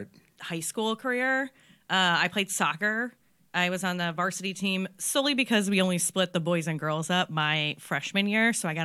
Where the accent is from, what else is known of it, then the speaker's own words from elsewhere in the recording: Painesville, Ohio, United States; also born or lived in Washington, D.C.; now in Cleveland, United States; I grew up in Painesville, Ohio.